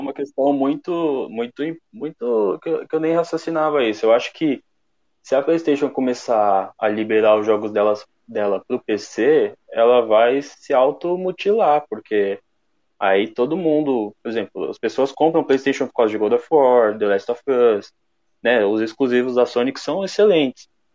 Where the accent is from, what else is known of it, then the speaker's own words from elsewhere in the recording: São Paulo, Brazil; eu sou da Zona Leste de São Paulo